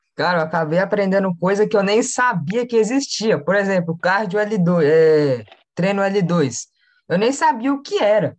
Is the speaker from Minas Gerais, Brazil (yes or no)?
yes; Belo Horizonte, Minas Gerais, Brazil; eu sou de BH, aqui de Minas Gerais